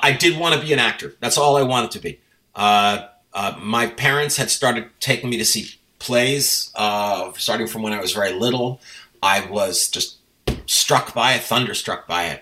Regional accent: Scarsdale, New York, United States; also born or lived in Manhattan, New York City; I grew up in Scarsdale. It's a suburb of New York City. First 8 years of my life were in Manhattan, but then my family moved out to the suburbs.

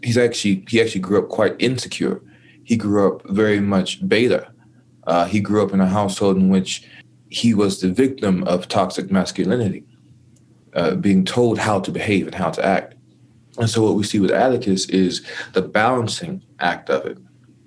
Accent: Dallas, Texas, United States; also born or lived in California / Waco; As I said, I grew up in Dallas, Texas. I'm a military brat, right? So I born in California, lived and learned life in Texas, Waco, Texas, where my grandparents from, in Dallas, Texas, particularly Cedar Hill, Texas, and Duncanville, Texas.

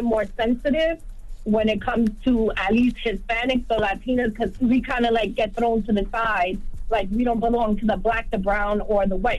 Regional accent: Bronx, New York, United States; And now, yes, I'm from the Bronx.

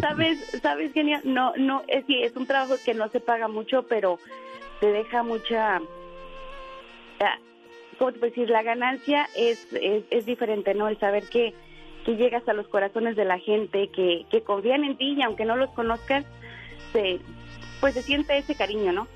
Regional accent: Zacatecas, Mexico; also born or lived in Tenango, Zacatecas; now in Idaho, United States; de Zacatecas.

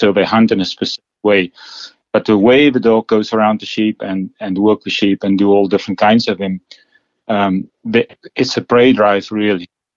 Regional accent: South Africa; Well, I grew up in South Africa, and I grew up in a sort of a big town

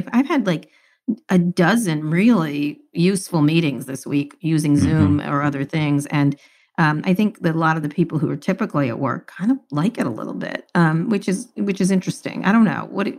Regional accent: Princeton, New Jersey, United States; Do you know I grew up in Princeton, New Jersey?

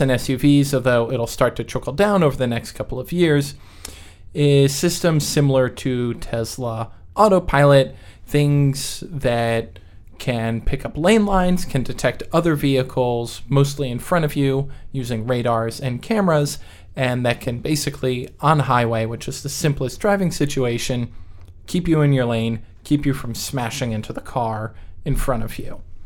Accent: New York, United States; also born or lived in West Coast; now in US West Coast; I grew up in New York

